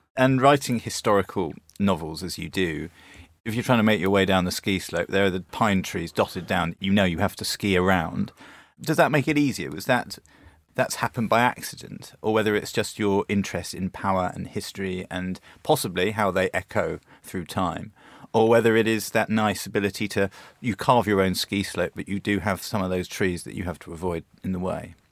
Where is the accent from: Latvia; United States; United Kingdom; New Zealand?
United Kingdom; growing up in Britain in the eighties and nineties